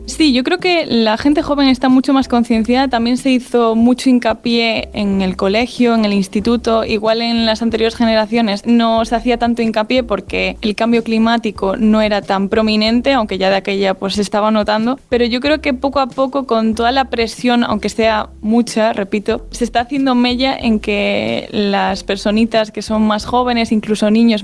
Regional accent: As Pontes, Galicia, Spain; yo soy de Aspontes, entonces claro, es un pueblo que está muy ligado a la naturaleza

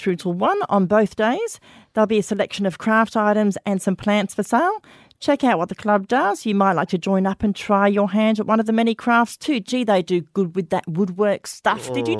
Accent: United Kingdom; now in Australia; And I come from Britain.

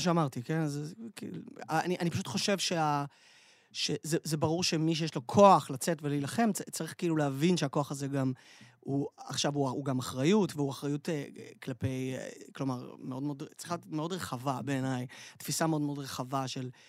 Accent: Tel Aviv, Tel Aviv District, Israel; אנחנו תל אביבים

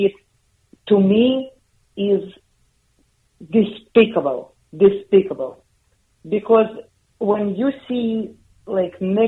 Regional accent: Minsk, Belarus; English is a second language; moved away as an adult; now in United States; I'm from Minsk, Belarus. I came to USA in 1995

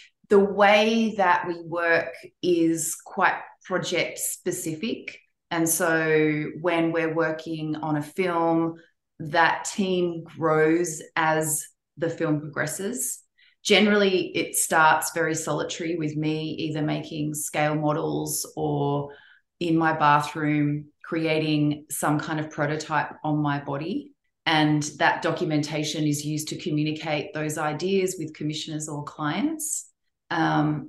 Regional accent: Melbourne, Victoria, Australia; born or raised there; moved away as an adult; also born or lived in London / Eindhoven; now in Los Angeles, United States

